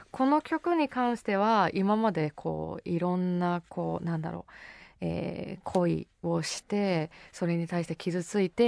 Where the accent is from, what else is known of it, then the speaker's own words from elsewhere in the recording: Nagano, Japan; 地元長野なんですけど